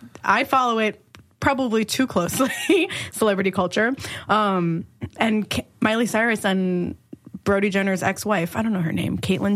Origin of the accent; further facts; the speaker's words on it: Algonquin, Illinois, United States; I'm from the suburbs, like Algonquin.